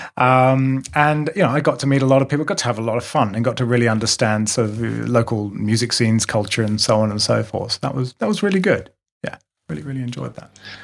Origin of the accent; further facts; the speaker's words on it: England, United Kingdom; moved away as an adult; now in Melbourne, Australia; I'm British